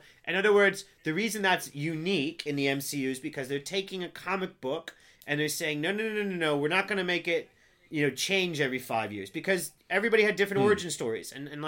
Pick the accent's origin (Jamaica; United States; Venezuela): United States; I'm American